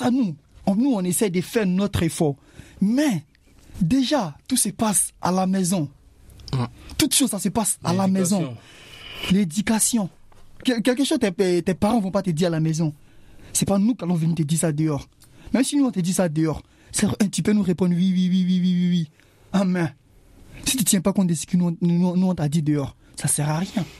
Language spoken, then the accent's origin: French; Côte d’Ivoire; moved away; Chez moi, en Côte d'Ivoire